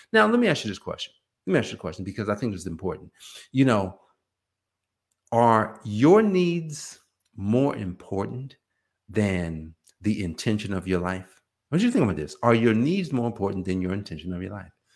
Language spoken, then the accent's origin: English; Newark, New Jersey, United States; we were growing up in Newark, New Jersey